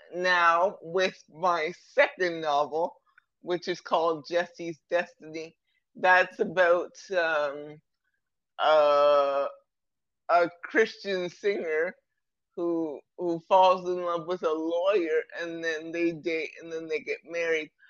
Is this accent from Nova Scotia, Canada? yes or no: no; Toronto, Ontario, Canada; I'm from Toronto, Canada